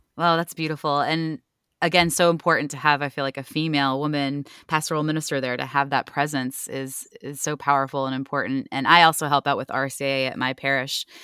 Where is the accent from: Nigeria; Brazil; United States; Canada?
United States; Ohio; now in Virginia, United States; I'm from Ohio originally